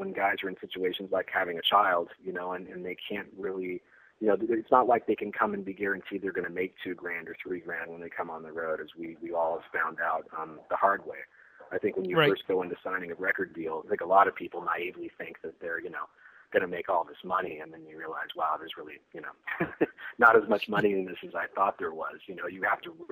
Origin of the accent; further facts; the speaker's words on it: San Francisco, California, United States; growing up in the San Francisco thrash scene